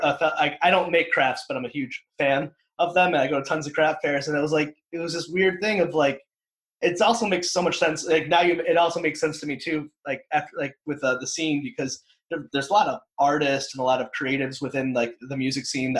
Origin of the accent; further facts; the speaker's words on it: Connecticut, United States; moved away as an adult; now in Providence, United States; I'm from Connecticut